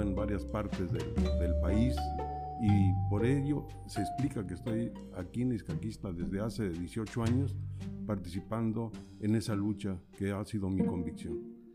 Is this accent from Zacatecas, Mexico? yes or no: yes; Zacatecas, Mexico; now in San Juan Ixcaquixtla, Mexico; Yo nací en una zona rural del estado de Zacatecas donde no se conocía lo que era la luz eléctrica